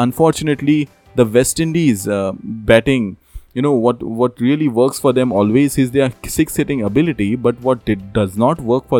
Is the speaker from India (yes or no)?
yes; India; As an Indian fan, India winning this match.